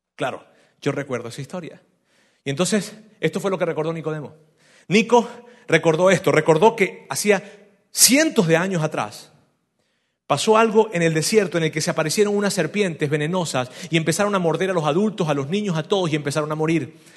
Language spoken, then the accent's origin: Spanish; Venezuela; yo soy de Venezuela